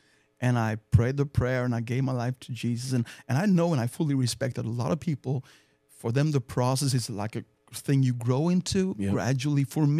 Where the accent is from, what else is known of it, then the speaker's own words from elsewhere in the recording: Sweden; English is a second language; I grew up in the Lutheran Church, mm-hmm. which is a state church of Sweden.